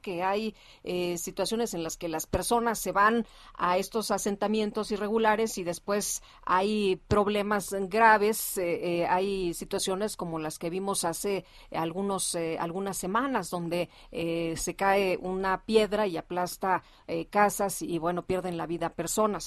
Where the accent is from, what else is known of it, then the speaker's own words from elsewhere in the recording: Mexico; ¿qué podemos decir los mexicanos? Amamos, amamos a nuestra tierra